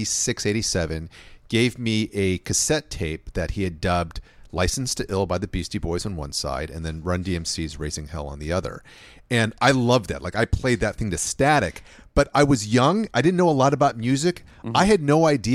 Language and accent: English; Los Angeles, California, United States; I grew up in L.A. of the 1980s